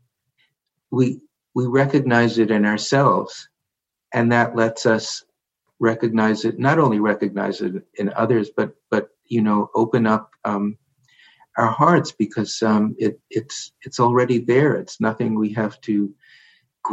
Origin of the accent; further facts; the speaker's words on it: New York, United States; being a New Yorker